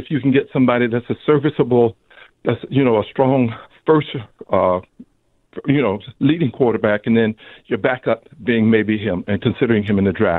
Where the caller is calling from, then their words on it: Long Beach, California, United States; I'm calling from Long Beach, California. Been a Braves and Falcons, especially Falcons fan and Hawks fan for all my life. I'm 62.